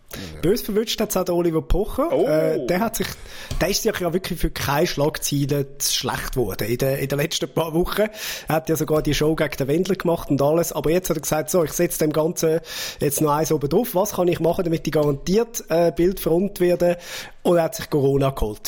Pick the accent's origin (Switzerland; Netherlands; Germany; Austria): Switzerland; Zurich; dass ich aus Zürich bin